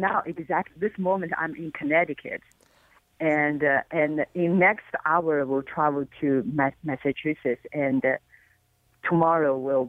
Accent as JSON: {"language": "English", "country": "China", "tie": "born or raised there", "moved": "as an adult", "lives_now": "North America", "said": "I was born in China and I grew up in China and studied music in China. And then I, 20-something years ago, I moved to North America"}